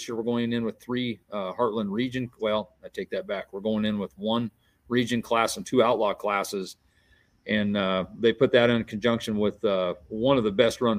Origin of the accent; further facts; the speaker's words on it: Bridgeport, Nebraska, United States; we're doing our poll here in Bridgeport during our town celebration, our Camp Clark days